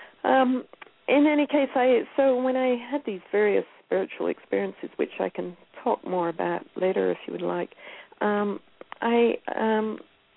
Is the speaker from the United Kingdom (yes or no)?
yes; Scotland, United Kingdom; moved away as an adult; also born or lived in Northern California; now in United States; I grew up in Scotland and moved to California in the early 1980s and lived in the boonies of Northern California